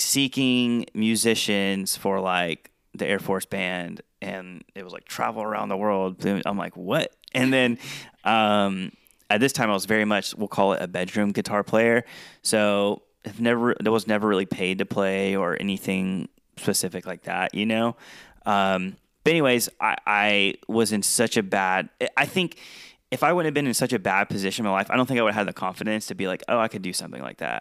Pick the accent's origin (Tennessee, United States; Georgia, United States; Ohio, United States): Georgia, United States; moved away as an adult; also born or lived in South Dakota; I was in South Dakota and I'm from Georgia